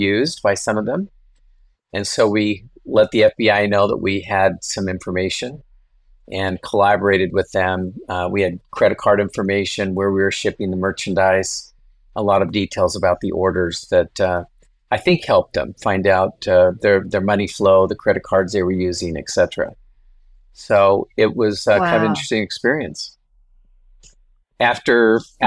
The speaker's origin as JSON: {"language": "English", "town": "Boise", "region": "Idaho", "country": "United States", "tie": "born or raised there", "also_born_or_lived": "Herriman, Utah / Provo, Utah", "moved": "as an adult", "lives_now": "Phoenix, United States", "said": "born in Harriman, Utah. And when I was 10 years old, my father moved us to Boise, raised there"}